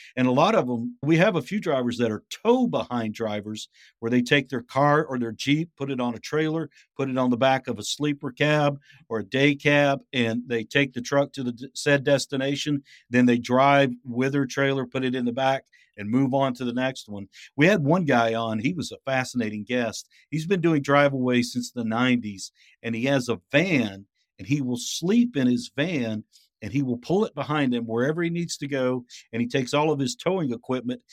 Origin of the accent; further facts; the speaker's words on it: Ringgold, Georgia, United States; also born or lived in Crossville, Tennessee / Savannah, Georgia / Chattanooga, Tennessee; I was born in Crossville, Tennessee, and then my father's job transferred him down to Chattanooga, and we, uh, lived in Georgia, which again is a bedroom community, to Chattanooga. I grew up in Ringgold